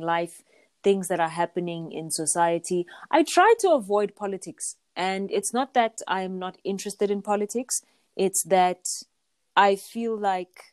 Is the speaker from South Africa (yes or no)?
yes; South Africa; growing up in South Africa